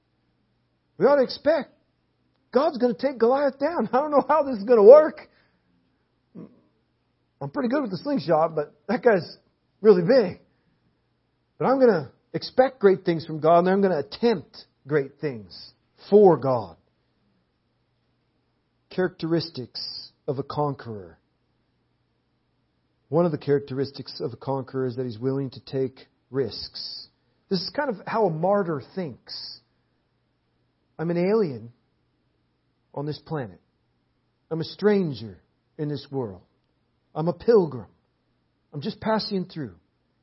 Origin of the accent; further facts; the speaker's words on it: Portland, Oregon, United States; moved away; We're from Portland, Oregon